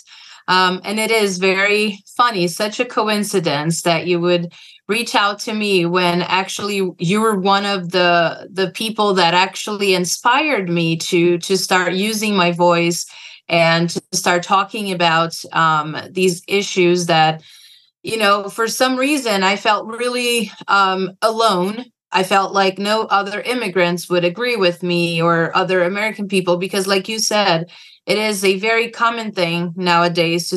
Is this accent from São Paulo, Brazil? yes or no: yes; São Paulo, Brazil; moved away as an adult; now in United States; I was born and raised in Brazil in a big city called São Paulo.